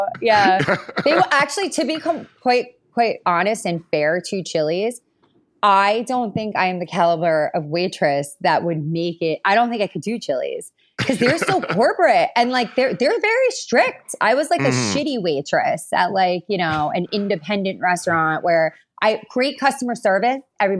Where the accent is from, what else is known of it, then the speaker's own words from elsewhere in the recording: Long Island, New York, United States; Like, I'm from Long Island. I grew up with like a bunch of my girlfriends.